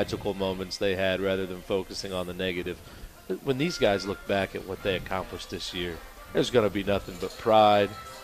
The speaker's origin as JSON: {"language": "English", "town": "Jimtown", "region": "Indiana", "country": "United States", "said": "I'm from Jimtown, where everything was celebrated together as a community"}